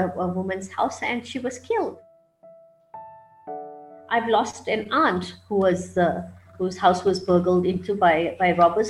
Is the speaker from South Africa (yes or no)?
yes; Pretoria, Gauteng, South Africa; I'm from South Africa, more particularly from Pretoria.